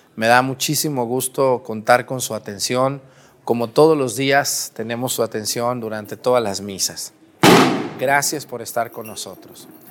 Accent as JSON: {"language": "Spanish", "town": "Mexticacán", "region": "Jalisco", "country": "Mexico", "tie": "born or raised there", "moved": "yes", "said": "allá en mi pueblo, en Mesticacán"}